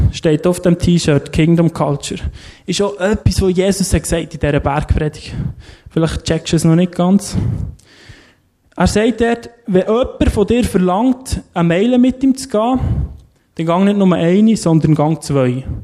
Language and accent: German; Lerchenfeld, Bern, Switzerland; ich bin im Lerchenfeld aufgewachsen, dort sind extrem viele Velo geklaut worden.